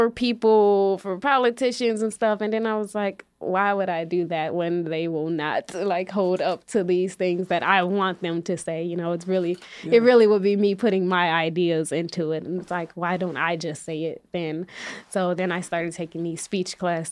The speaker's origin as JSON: {"language": "English", "town": "Chicago", "region": "Illinois", "country": "United States", "tie": "born or raised there", "said": "growing up on the West Side"}